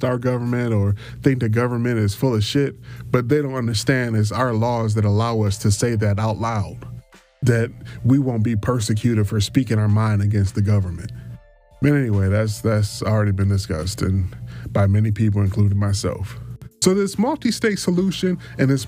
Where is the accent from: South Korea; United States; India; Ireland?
United States; Detroit, Michigan; I was born and raised in Detroit